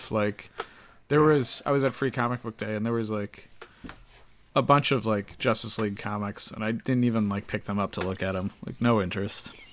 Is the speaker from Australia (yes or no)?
yes; Australia; born there; despite being born Australian, I don't have a good Australian accent.